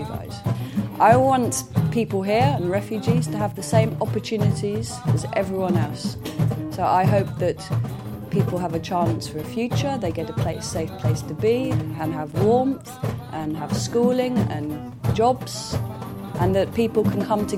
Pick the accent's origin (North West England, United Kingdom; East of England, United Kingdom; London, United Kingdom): London, United Kingdom; I'm from London, and I'm a musician